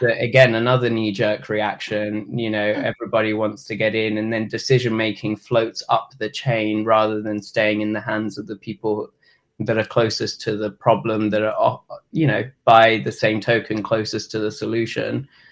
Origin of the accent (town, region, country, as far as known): England, United Kingdom; moved away as an adult; now in Asheville, United States